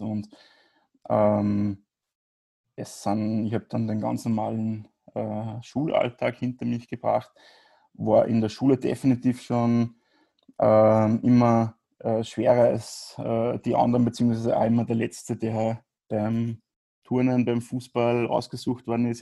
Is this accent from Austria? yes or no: yes; Grieskirchen, Upper Austria, Austria; ich komme aus, aus Oberösterreich.